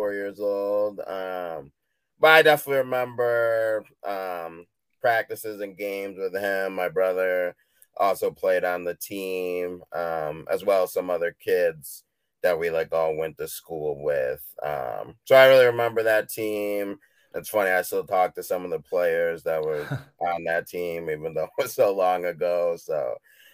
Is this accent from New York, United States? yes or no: no; Midland, Michigan, United States; also born or lived in Haiti; was adopted by a family here in Midland, Michigan, and then I've grown up here my whole life